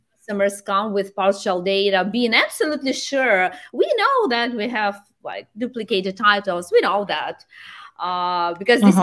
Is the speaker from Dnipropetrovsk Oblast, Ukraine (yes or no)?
yes; Dnipro, Dnipropetrovsk Oblast, Ukraine; my home city is Dnipro